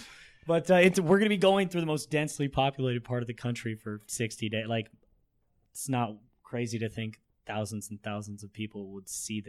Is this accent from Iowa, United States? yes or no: no; Springfield, Illinois, United States; I'm from Springfield, Illinois